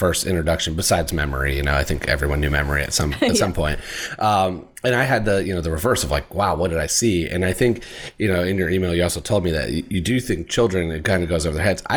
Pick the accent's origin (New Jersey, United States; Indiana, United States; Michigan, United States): Indiana, United States; I'm from Indiana